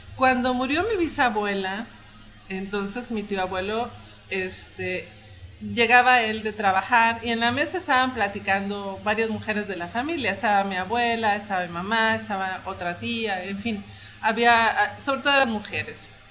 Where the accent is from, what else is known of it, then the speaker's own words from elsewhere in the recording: Mexico; los mexicanos somos así